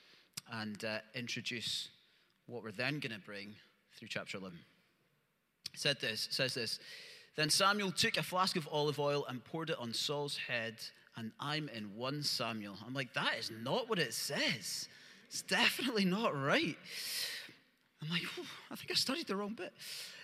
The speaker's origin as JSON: {"language": "English", "area": "Lenzie", "region": "Scotland", "country": "United Kingdom", "tie": "born or raised there", "said": "I grew up in Lindsay"}